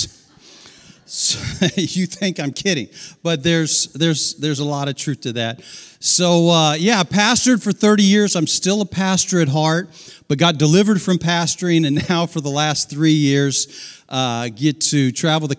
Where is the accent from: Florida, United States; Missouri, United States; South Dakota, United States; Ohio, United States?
Ohio, United States; Dayton; moved away as an adult; now in Georgia, United States; I was raised down the road in Dayton and thought for 40 years we'd get back to Ohio, and we made it as far as Georgia